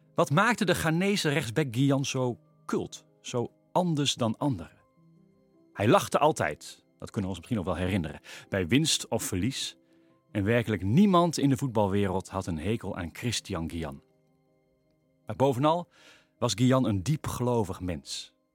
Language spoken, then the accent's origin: Dutch; Veluwe, near Vaassen, Gelderland, Netherlands; Volgens mij kom ik al generaties van de Veluwe. in, de mhm. buurt bij, uh, in de buurt bij Vaas.